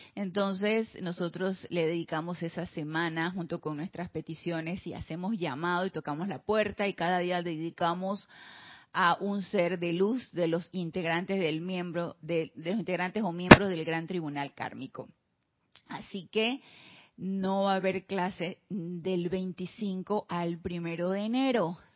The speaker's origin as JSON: {"language": "Spanish", "country": "Panama", "said": "de regreso aquí en Panamá también. en mi terruño, como le decimos nosotros acá, de regreso al terruño"}